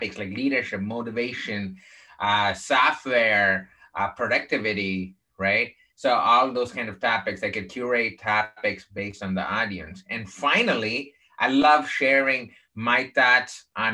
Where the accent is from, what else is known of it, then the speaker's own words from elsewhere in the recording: Chennai, Tamil Nadu, India; now in United States; I grew up in the southern part of India, in a place called Chennai